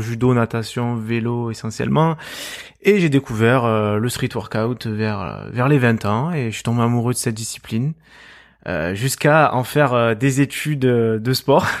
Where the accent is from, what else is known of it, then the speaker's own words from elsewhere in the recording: Marseille, Provence-Alpes-Côte d'Azur, France; accent: Marseille; je suis marseillais, on peut l'entendre euh, très certainement à, ma voix